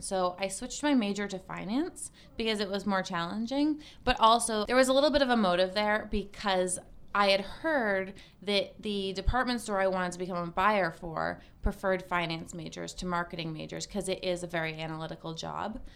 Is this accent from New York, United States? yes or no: no; Cape Cod, Massachusetts, United States; moved away; I'm originally from Cape Cod, Massachusetts.